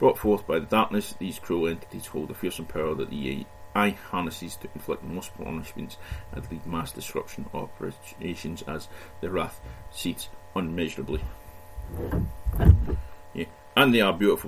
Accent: Scotland, United Kingdom; being Scottish

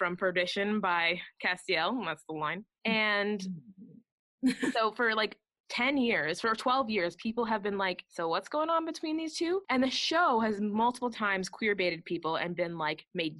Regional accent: Canada; we are Canadian

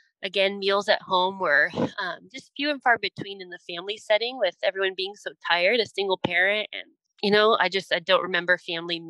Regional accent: San Diego, California, United States; I grew up in Southern California, down in San Diego

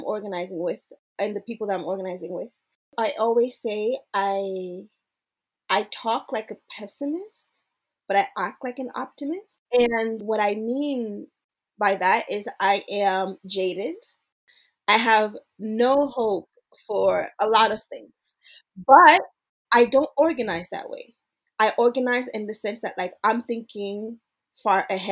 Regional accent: Montreal, Quebec, Canada; also born or lived in Brooklyn / Haiti; now in Ottawa, Canada; I was born in Montreal, which is Tsiotake territory.

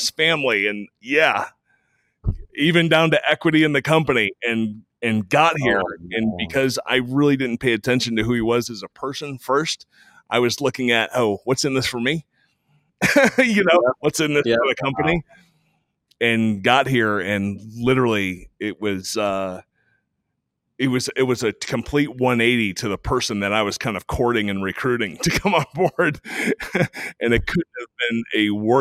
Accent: Texas, United States; I'm a Texan

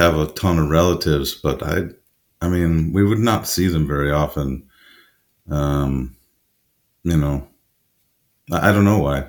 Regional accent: Chicago, Illinois, United States; also born or lived in New Orleans; now in Stockholm, Sweden; I grew up in Chicago.

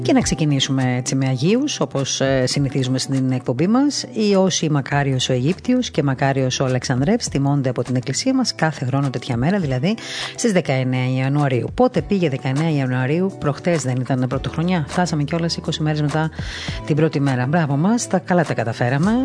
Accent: Crete, Greece; το νησί μου

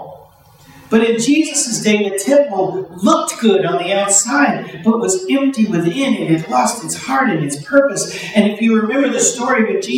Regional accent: Chicago, Illinois, United States; moved away as an adult; also born or lived in Breton, Alberta, Canada; I was from Chicago, 6 million people.

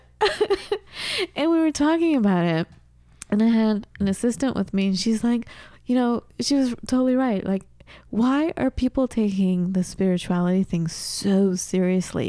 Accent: Southern California, United States; moved away as an adult; also born or lived in Seattle / Wisconsin; I'm from Southern California

